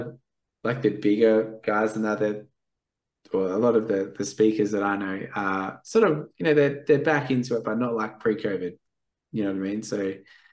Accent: Perth, Western Australia, Australia; I'm from Perth

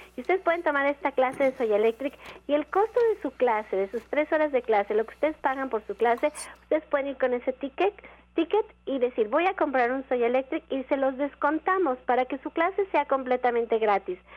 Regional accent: Mexico; como mexicano

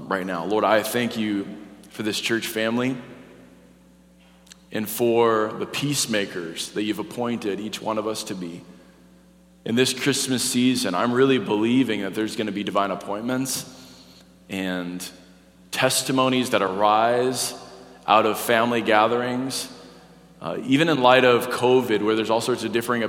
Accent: North Dakota, United States; moved away; I'm from North Dakota

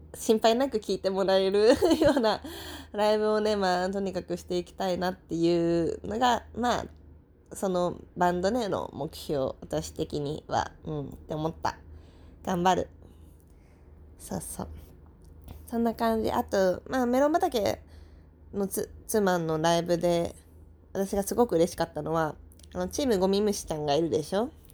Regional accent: Saitama, Japan; moved away; 埼玉のね、実家に帰って

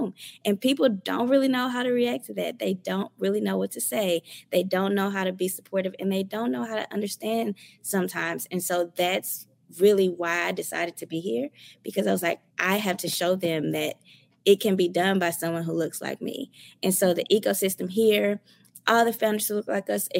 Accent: Dallas, Texas, United States; I'm from Dallas, but I moved back to Dallas maybe 3 or 4 years ago

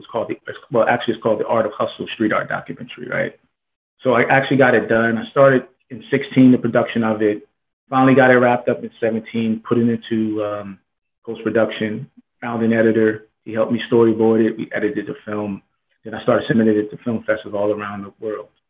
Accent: New Jersey, United States; now in Palm Springs, United States; I'm currently living in Palm Springs, California. I'm originally from New Jersey

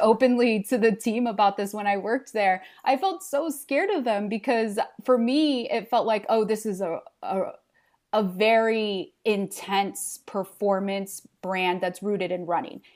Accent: Los Angeles, California, United States; English is a second language; moved away as an adult; also born or lived in Santa Barbara; in Los Angeles, I w, grew up with this abundance of diversity and cultures

